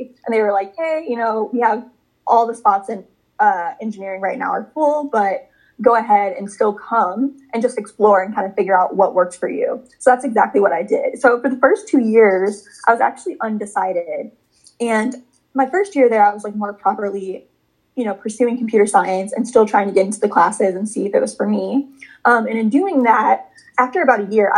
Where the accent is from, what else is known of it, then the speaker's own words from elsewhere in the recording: Chicago, Illinois, United States; moved away as an adult; now in New York City, United States; I'm originally from Chicago, Illinois, but now I live in New York City and I'm 26 years old now. And growing up, I grew up between Chicago and the suburbs of Chicago